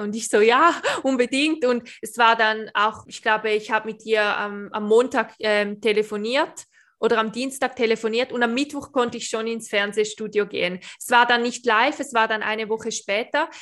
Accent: Switzerland; ich bin Schweizerin

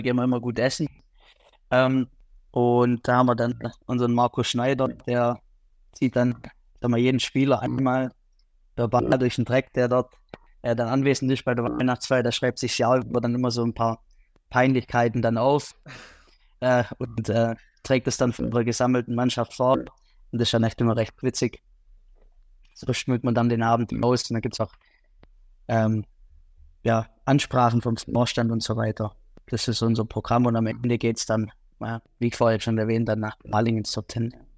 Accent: Liebingen, Baden-Württemberg, Germany; ich komme aus Liebingen

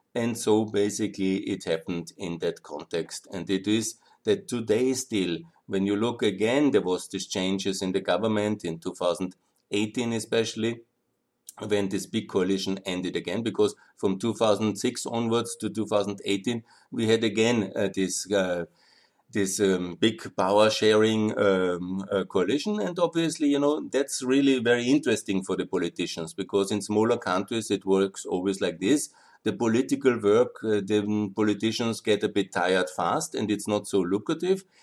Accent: Austria; I'm from Austria, I talk about we.

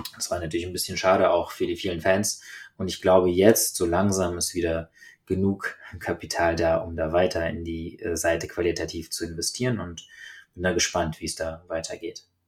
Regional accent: Germany; bei uns in Deutschland

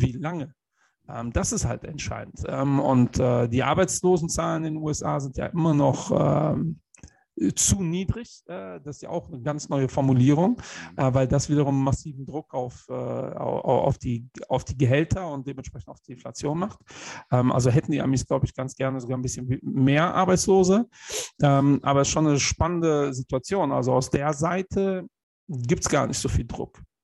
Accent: Germany; wir als Deutsche

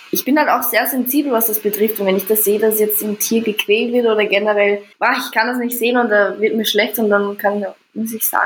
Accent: Vienna, Austria; es ist witzig, dass ihr Deutschen eine Stimme habt, ja. sagt sie ja, ne? Aber bei uns in Wien ist das gang und gäbe

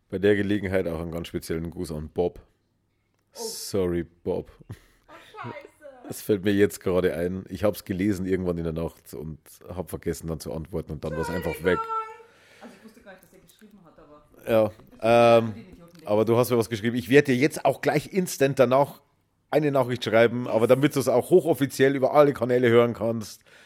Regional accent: Germany; Bei uns in Deutschland

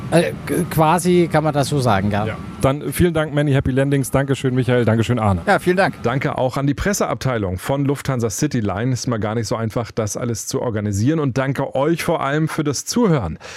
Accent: Bavaria, Germany; born there; Ja, ich bin gebürtiger Bayer, deswegen bin ich ein bisschen parteiisch in dieser Frage.

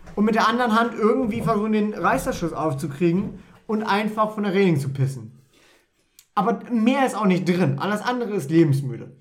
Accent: Wolfenbüttel, Lower Saxony, Germany; Ich bin zwar halb Pfälzer, halb äh, Ostfriese, aber ich bin hier in Wolfenbüttel aufgewachsen

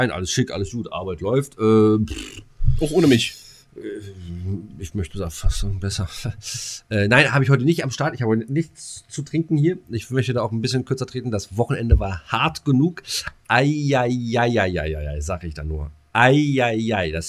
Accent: East Germany, Germany; Ne, als Ossi kennst du halt äh, blauen Würger und Pfeffi

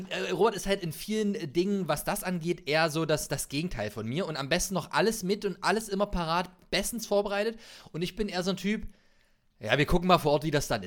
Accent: Magdeburg, Saxony-Anhalt, Germany; Nee, ich komme aus Magdeburg.

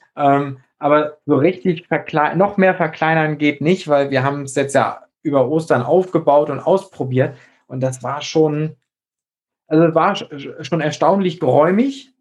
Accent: near Flensburg, Schleswig-Holstein, Germany; da, wo ich herkomme, aus der Nähe von Flensburg

